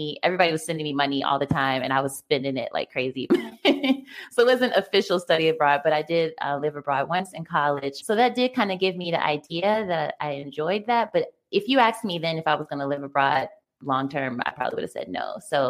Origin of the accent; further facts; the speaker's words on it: Richmond, Virginia, United States; Yeah. I'm from Richmond, Virginia.